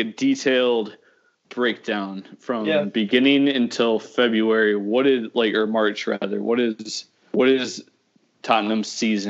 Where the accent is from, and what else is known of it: United States